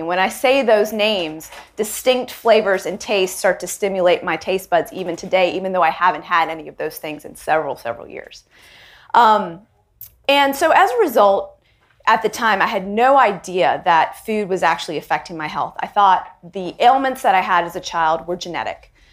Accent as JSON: {"language": "English", "town": "Charlotte", "region": "North Carolina", "country": "United States", "tie": "born or raised there", "said": "an Indian girl living in the South, living in Charlotte, North Carolina, being one of the only Indian girls in my school"}